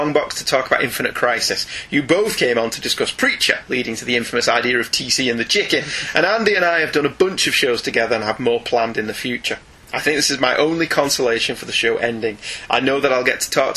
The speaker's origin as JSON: {"language": "English", "country": "United Kingdom", "said": "we're British"}